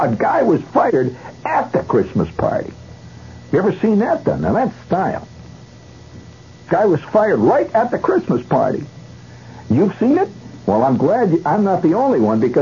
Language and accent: English; United States; I'm an American